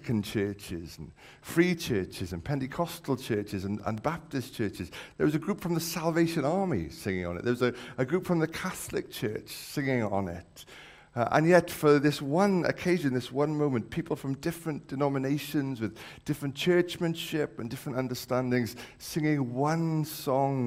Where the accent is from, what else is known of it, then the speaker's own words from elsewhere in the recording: Wales, United Kingdom; I've grown up around sheep, being a Welshman